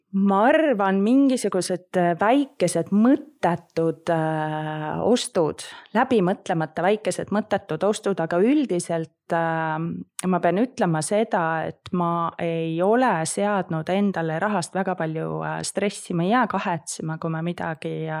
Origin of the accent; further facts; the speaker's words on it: Põlva, Põlva County, Estonia; also born or lived in Singapore; ma olen pärit Põlvast